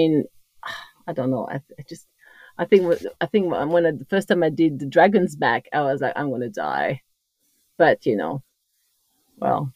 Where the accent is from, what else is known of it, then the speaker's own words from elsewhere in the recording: Corsica, France; accent: French; English is a second language; moved away; as you can hear from my accent, I'm French, but I come from the most beautiful island in the world, of course, is Corsica.